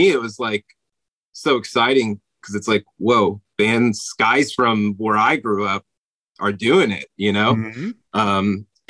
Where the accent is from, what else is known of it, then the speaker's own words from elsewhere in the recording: New Jersey, United States; Yeah, the band got started outside of Dayton. I'm actually from New Jersey.